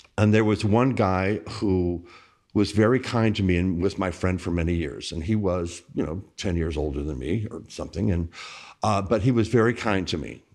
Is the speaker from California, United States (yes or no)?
no; Bossier City, Louisiana, United States; also born or lived in New Orleans; I was a young, gay kid growing up in Bossier City, Louisiana